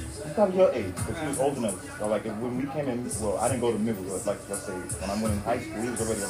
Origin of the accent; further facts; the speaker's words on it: Oak Park, United States; I grew up in Oak Park with this guy.